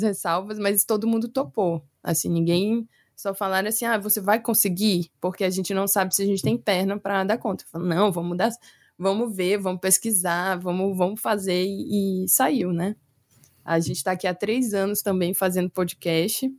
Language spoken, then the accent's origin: Portuguese; Brazil; a gente é brasileira